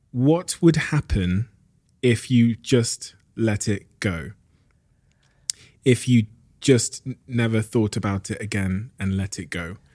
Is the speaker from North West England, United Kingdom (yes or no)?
no; Plymouth, South West England, United Kingdom; in my household growing up in Plymouth